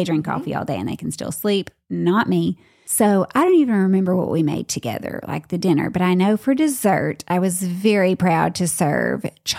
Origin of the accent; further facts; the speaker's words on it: the South, United States; I'm from the South too.